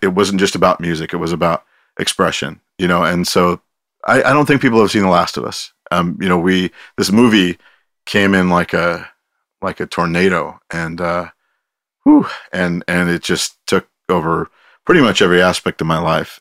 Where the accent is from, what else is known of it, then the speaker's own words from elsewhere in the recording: Pinole, California, United States; also born or lived in Oakland; I grew up here. I left f, for about fifteen years.